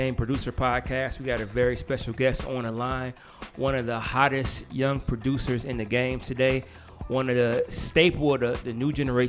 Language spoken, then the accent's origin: English; Detroit, Michigan, United States; now in Atlanta, United States; Well, I'm from Detroit